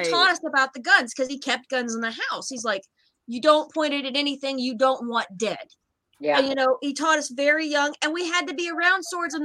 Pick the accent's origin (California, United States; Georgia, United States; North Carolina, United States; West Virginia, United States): West Virginia, United States; we're from West Virginia